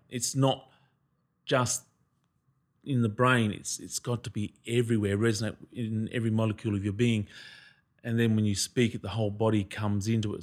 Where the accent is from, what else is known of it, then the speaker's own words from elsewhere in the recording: Queensland, Australia; I'm from Queensland